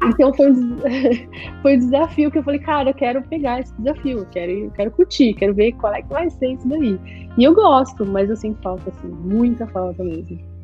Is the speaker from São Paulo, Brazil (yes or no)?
yes; São Paulo, Brazil; now in Miami, United States; eu cresci, nasci na Vila Madalena